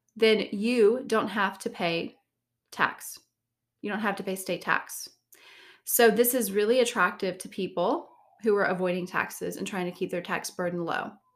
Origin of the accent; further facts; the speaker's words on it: Savannah, Georgia, United States; moved away; I'm from Savannah, Georgia originally